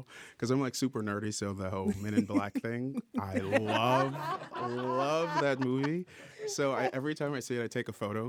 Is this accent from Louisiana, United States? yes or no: yes; New Orleans, Louisiana, United States; I'm from New Orleans